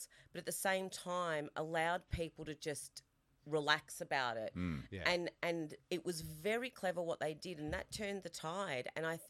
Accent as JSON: {"language": "English", "country": "Australia", "said": "which was really significant for me being an Australian Italian, is you never ever feel like here I didn't fit because I don't look quintessentially Australian."}